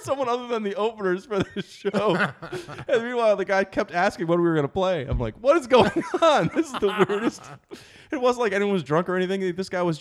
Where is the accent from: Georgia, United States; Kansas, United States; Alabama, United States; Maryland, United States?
Maryland, United States; Baltimore